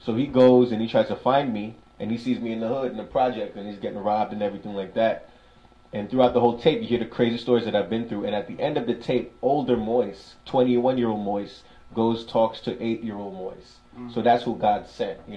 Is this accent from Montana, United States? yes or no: no; New York City, New York, United States; I'm somebody from Brooklyn, New York